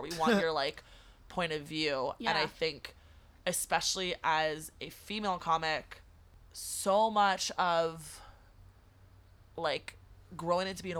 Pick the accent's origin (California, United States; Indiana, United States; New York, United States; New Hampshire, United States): California, United States; as a woman, as a Californian